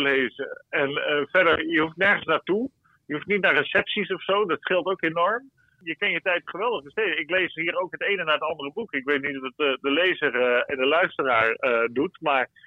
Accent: Zeeland, Netherlands; bij ons in Zeeland hier

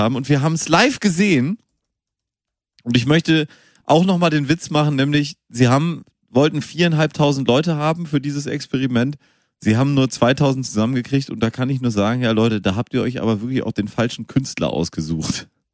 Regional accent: Münster, North Rhine-Westphalia, Germany; now in Hamburg, Germany; ich komme gebürtig aus Münster

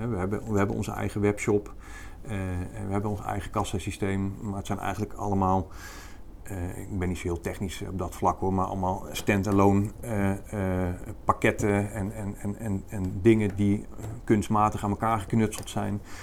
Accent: North Brabant, Netherlands; ik kom uit Brabant

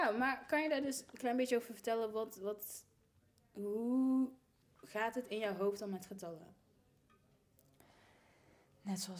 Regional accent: Tilburg, North Brabant, Netherlands; Ik ben 21 ik ben hier opgegroeid in Tilburg. Al eh, te lang. Ik wil graag weg.

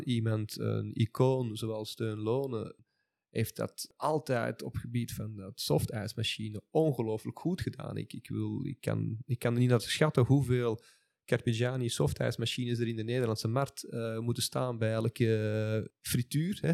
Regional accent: Belgium; Ik ben nu eenmaal geboren als Belg en ik zal dan altijd wel een Belg blijven.

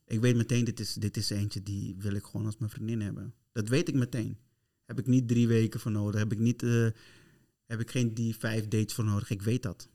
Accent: Curaçao; ik ben van Curaçao

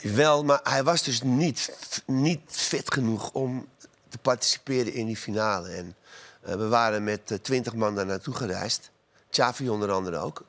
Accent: Amsterdam, North Holland, Netherlands; Ik ben in Amsterdam geboren, ben een Amsterdamse jongen

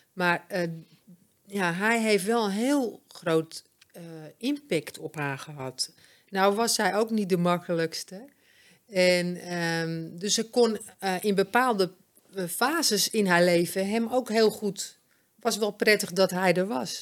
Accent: Amsterdam, North Holland, Netherlands; also born or lived in Bloemendaal / Alkmaar / Egmond aan Zee; ik kom van oorsprong uit Amsterdam

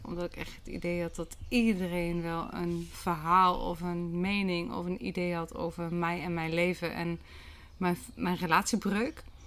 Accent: Achterhoek, Gelderland, Netherlands; In, eh, in een landgoed op mijn geboortegrond

